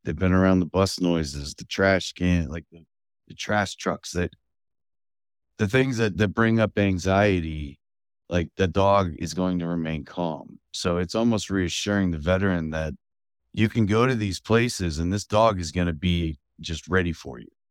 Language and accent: English; Fredericksburg, Virginia, United States; also born or lived in Culpeper; that led us to the Fredericksburg area, where I grew up